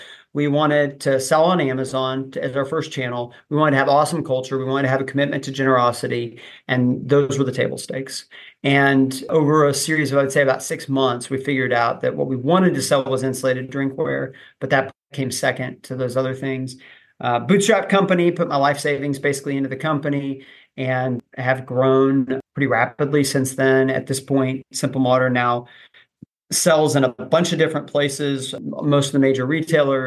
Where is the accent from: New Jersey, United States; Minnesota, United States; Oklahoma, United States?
Oklahoma, United States; I grew up in Oklahoma, went to OU as a finance major